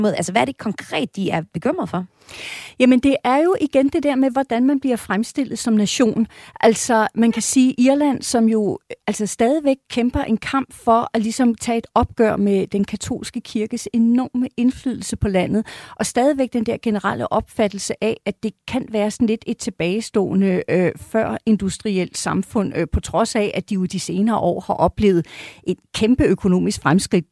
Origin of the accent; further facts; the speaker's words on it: Denmark; som dansker